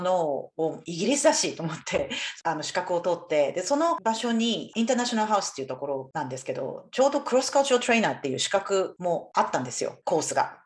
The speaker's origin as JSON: {"language": "Japanese", "country": "Japan", "tie": "born or raised there", "also_born_or_lived": "United States / Taiwan / Bangkok, Thailand / United Kingdom", "moved": "as an adult", "lives_now": "Brisbane, Australia", "said": "私は日本でほぼ育っていたんですけれども母が台湾出身なので"}